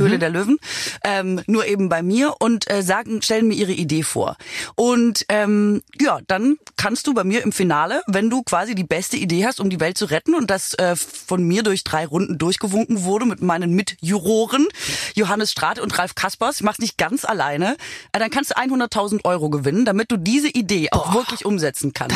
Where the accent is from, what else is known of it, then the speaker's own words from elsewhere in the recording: Swabia, Germany; now in Berlin, Germany; Ich bin ja Schwäbin